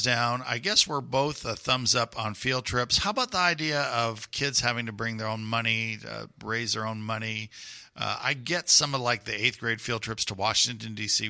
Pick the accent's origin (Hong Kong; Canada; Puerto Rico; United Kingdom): Puerto Rico; now in Houston, United States; I grew up in Puerto Rico